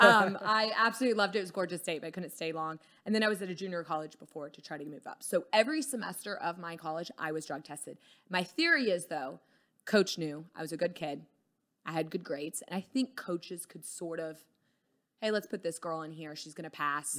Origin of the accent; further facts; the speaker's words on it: Dallas, Texas, United States; also born or lived in Houston / Colorado; just grew up around Dallas through college and stuff